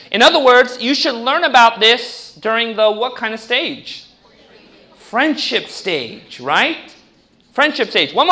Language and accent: English; California, United States; No, I grew up in Orange County. I didn't like nature in the beginning either.